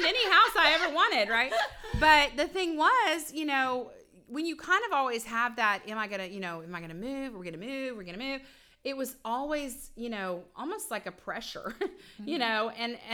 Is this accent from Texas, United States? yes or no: yes; Spring, Texas, United States; also born or lived in San Antonio, Texas / Houston, Texas; I grew up in Spring.